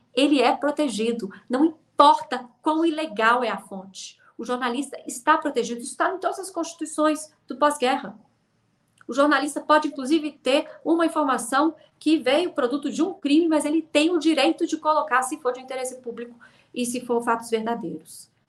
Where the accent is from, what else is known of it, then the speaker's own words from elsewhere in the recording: Brazil; now in United Kingdom; eu sou brasileira